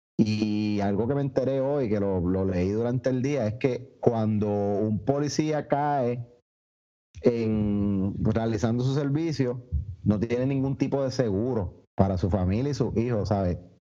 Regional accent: Puerto Rico; los puertorriqueños

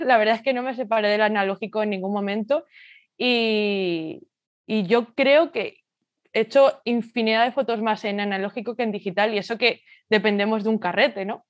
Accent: Madrid, Community of Madrid, Spain; nací y crecí en Madrid y es donde actualmente resido

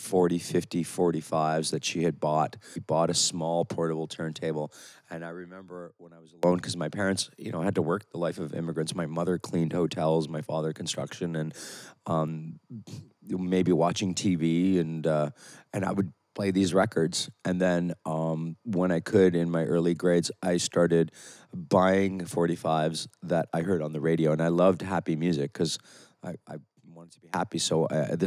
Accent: near Toronto, Ontario, Canada; moved away as an adult; also born or lived in Italy; now in Ibiza, Spain; I grew up near Toronto

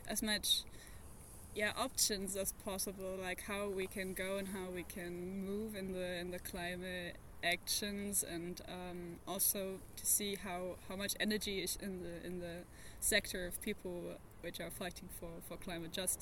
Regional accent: Berlin, Germany; I'm from Germany, Berlin, where I'm studying international forest ecosystem management

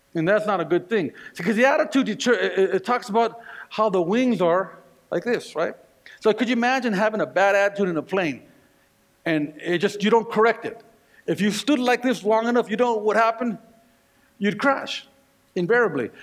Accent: Northern California, United States; now in Colorado, United States; here I am in Colorado, but I was raised in Northern California

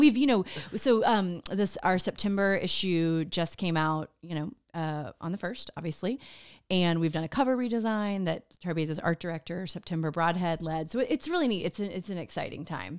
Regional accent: Austin, Texas, United States; moved away as an adult; also born or lived in New York; I'm from Austin

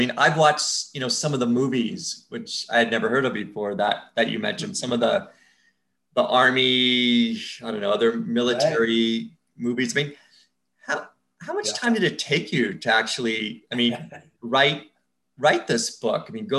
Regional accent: San Fernando Valley, California, United States; I grew up in the San Fernando Valley. I don't think it was a very cool place to live. But the weather was nice, so that was good.

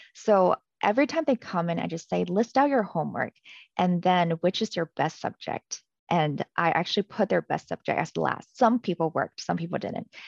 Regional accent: Canada; moved away; I was from Canada

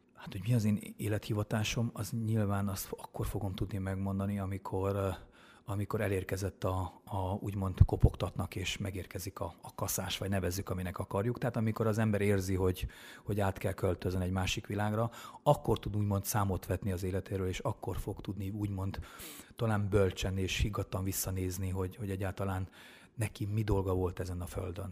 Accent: Vitod, Harghita County, Romania; moved away; also born or lived in Miercurea Ciuc; valóban Csíkszeredán mellett Csíkvitódon nőttem föl, csíkszeredában szocializálódtam

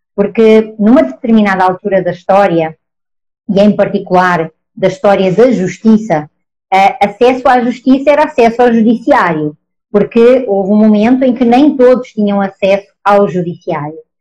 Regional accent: Portugal; accent: Portuguese; moved away as an adult; now in Brazil; Eu, com este meu sotaque, óbvio, sou portuguesa, mas eu estou no Brasil. Estou no Brasil desde 2013

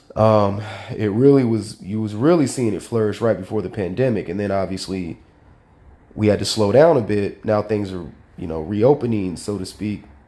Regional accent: Sacramento, California, United States; growing up in South Sacramento in a single parent household

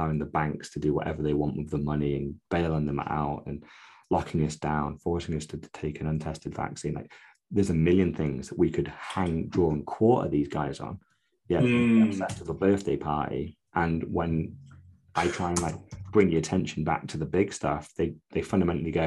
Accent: United Kingdom; because we're British

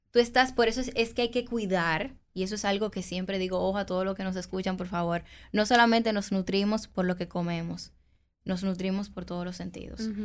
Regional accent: Dominican Republic; como buen dominicano

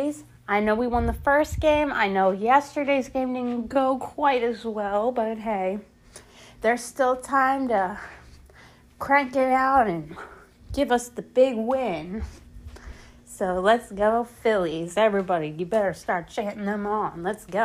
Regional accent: Philadelphia, Pennsylvania, United States; born or raised there; moved away

